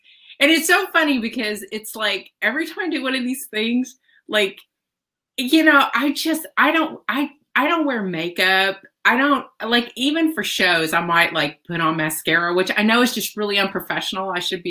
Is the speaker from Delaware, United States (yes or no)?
no; Tennessee, United States; And so I grew up in that kind of, I'm from Tennessee. You can probably tell by listening to me, and all my family's from Mississippi